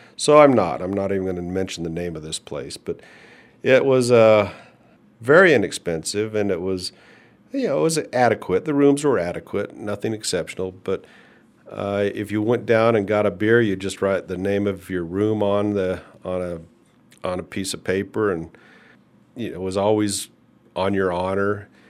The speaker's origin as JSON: {"language": "English", "country": "United States", "said": "\"Well, I'm American.\""}